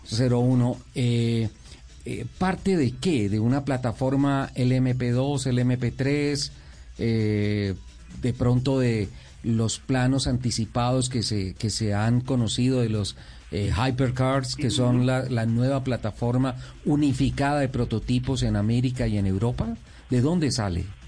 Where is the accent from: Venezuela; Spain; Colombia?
Colombia; como colombiano